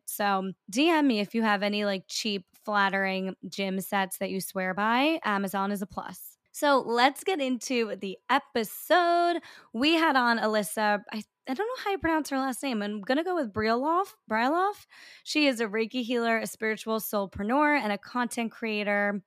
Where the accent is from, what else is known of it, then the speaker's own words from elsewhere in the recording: New York, United States; I'm a New Yorker